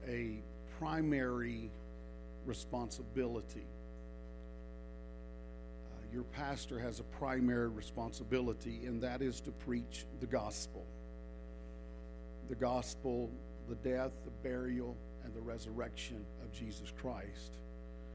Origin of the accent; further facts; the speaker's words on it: the South, United States; I am from the South